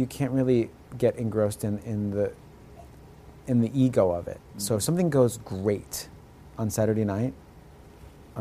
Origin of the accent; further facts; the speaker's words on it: United States; I'm first-generation American